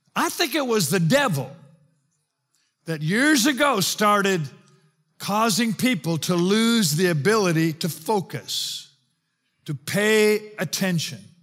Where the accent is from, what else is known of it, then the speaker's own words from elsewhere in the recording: South Africa; now in United States; I'm South African